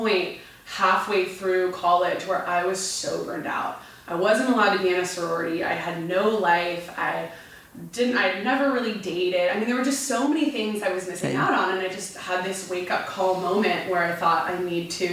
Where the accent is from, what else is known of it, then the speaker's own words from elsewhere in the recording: Orange County, California, United States; first language Spanish; English is a second language; moved away as an adult; also born or lived in San Francisco Bay Area; now in Los Angeles, United States; I grew up in Orange County